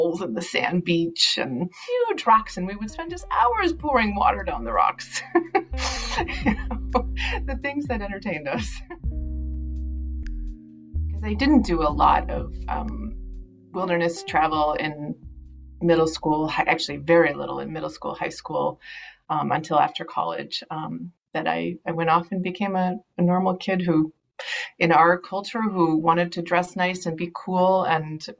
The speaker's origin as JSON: {"language": "English", "region": "Minnesota", "country": "United States", "also_born_or_lived": "the Midwest / the West / Latin America", "said": "I am definitely a Minnesotan."}